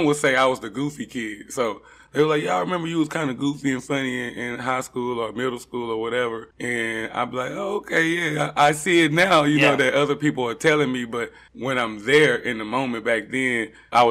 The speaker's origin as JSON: {"language": "English", "town": "Dallas", "region": "Texas", "country": "United States", "said": "I'm from here. I'm from, well, I'm not Addison per se, but I'm from DFW area. Actually, Oak Cliff"}